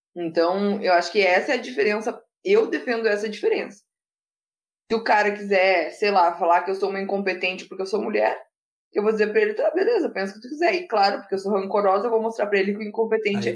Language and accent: Portuguese; Rio Grande do Sul, Brazil; aqui no Rio Grande do Sul, que eu sou gaúcha